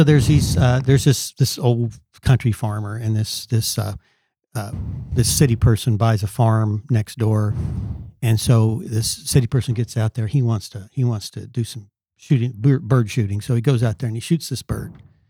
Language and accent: English; California, United States; now in Kentucky, United States; I came from California out to Kentucky.